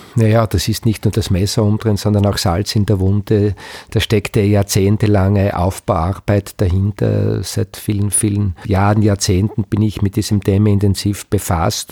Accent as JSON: {"language": "German", "town": "Knittelfeld", "region": "Styria", "country": "Austria", "tie": "born or raised there", "said": "ich bin fast geboren in Knittelfeld, also kurz äh, Vorort von Knittelfeld, lebe mein ganzes Leben mit Unterbrechung Unterbrechungen, Schulausbildung, auch beruflich, mehr oder weniger in Knittelfeld"}